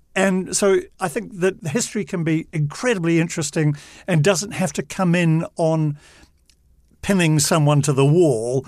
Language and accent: English; New Zealand; As a New Zealander